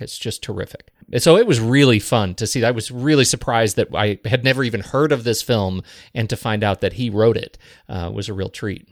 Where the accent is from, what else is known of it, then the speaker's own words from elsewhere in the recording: United States; also born or lived in Korea; I'm an American